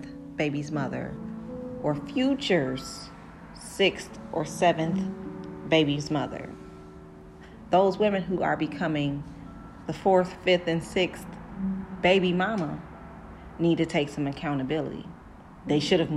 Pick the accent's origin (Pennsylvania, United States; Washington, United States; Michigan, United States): Michigan, United States; Detroit; I'm from Detroit